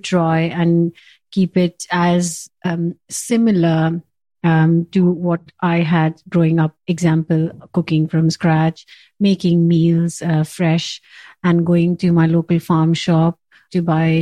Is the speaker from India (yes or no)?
yes; India; moved away as an adult; now in Kent, United Kingdom; I was born and brought up in India